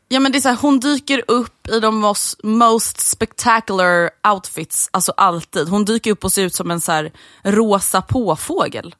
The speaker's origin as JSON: {"language": "Swedish", "country": "Sweden", "said": "som svensk vuxit upp med A-brunnar"}